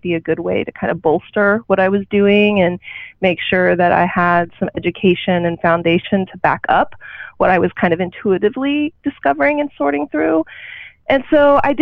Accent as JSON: {"language": "English", "region": "Oklahoma", "country": "United States", "tie": "born or raised there", "moved": "yes", "said": "growing up in a small town, I grew up in Oklahoma"}